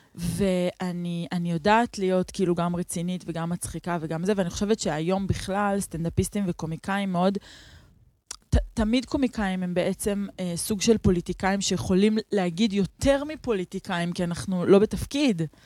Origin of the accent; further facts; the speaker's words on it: Neve Shalom, Central District, Israel; גדלתי בנווה שלום, בתוך השמאל הלבן